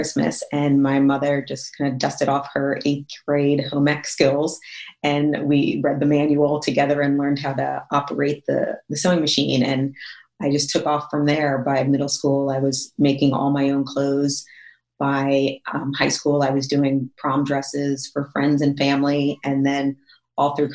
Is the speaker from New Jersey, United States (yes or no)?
yes; Northern New Jersey, United States; moved away as an adult; also born or lived in Jonesboro, Arkansas; I'm from Northern New Jersey. Like I'm like, you know, I'm right outside New York City